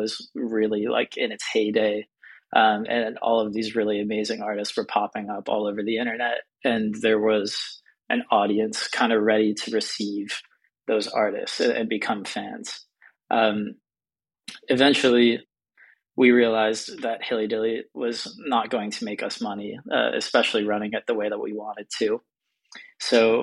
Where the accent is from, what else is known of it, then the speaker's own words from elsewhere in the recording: Pittsburgh, Pennsylvania, United States; moved away; I'm from Pittsburgh, Pennsylvania, and I grew up obsessed with music blogs